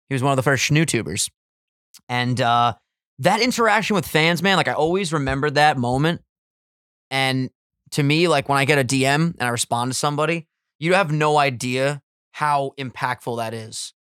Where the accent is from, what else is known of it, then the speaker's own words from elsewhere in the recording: Long Island, New York, United States; We're island boys from Strong Island